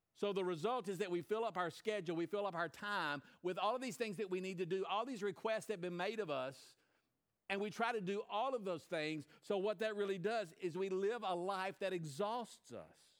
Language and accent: English; United States; as an American